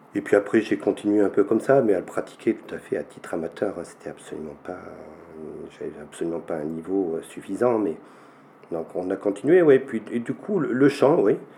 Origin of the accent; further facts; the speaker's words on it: Rocharinge, commune of Araules, Auvergne-Rhône-Alpes, France; je suis originaire de, ce village de Rocharinge, en Touloire, Rocharinge, commune d'Arol, à 1100 mètres d'altitude. Donc je suis né ici